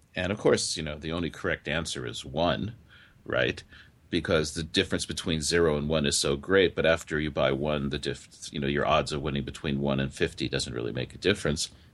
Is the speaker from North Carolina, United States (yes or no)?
no; California, United States; also born or lived in New York; now in Japan; I grew up, I was born in New York, but I grew up in California